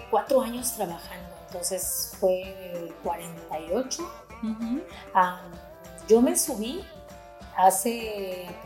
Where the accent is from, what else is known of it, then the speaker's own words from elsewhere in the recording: Nayarit, Mexico; now in Tijuana, Mexico; Soy de Nayarit.